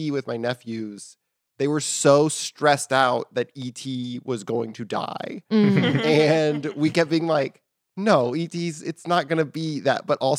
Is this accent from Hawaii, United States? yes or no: no; Texas, United States; I'm from Texas and I didn't even know they were supposed to be different.